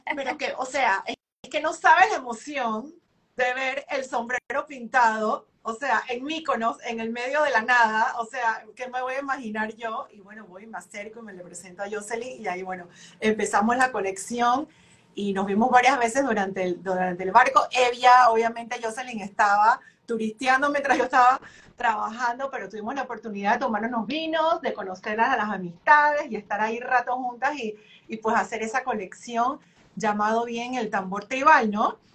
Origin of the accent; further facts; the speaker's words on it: Panama; moved away as an adult; now in Miami, United States; desde que me fui de Panamá